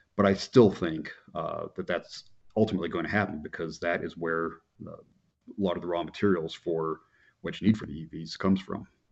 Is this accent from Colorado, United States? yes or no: yes; Colorado, United States; my home state of Colorado